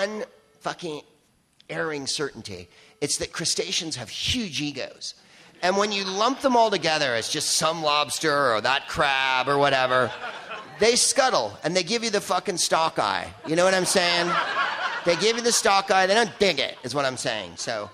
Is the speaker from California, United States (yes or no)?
yes; San Francisco, California, United States; I'm another comic from San Francisco.